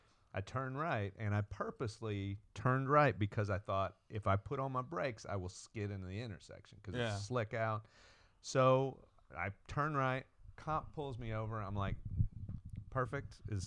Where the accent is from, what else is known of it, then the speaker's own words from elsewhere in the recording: Texas, United States; I'm not. I'm just from Texas.